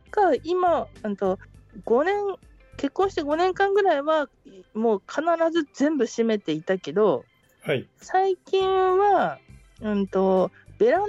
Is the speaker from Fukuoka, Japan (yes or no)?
no; Hokkaido, Japan; moved away; also born or lived in Tokyo; 海道で私が住んでいた、はい、ほぼほぼ住んでいたのはなんかすごいボロボロのアパートだったんですけど